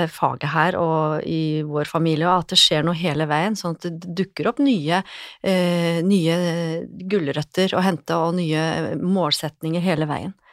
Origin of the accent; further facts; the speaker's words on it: Lillehammer, Innlandet, Norway; now in Oslo, Norway; men jeg kom jo fra Lillehammer og tenkte at det er jo ikke aktuelt. Skal jeg jobbe her, så skal jeg jobbe i byen, i Oslo by.